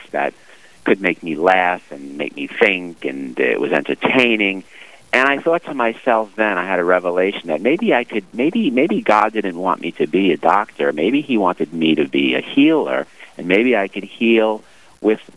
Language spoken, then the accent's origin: English; New York City, New York, United States; now in New Jersey, United States; Growing up in Brooklyn, we went to church occasionally